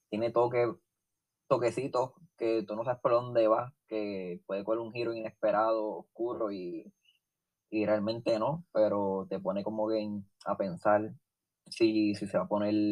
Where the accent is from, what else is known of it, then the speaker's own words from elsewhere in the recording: Puerto Rico; soy puertorriqueño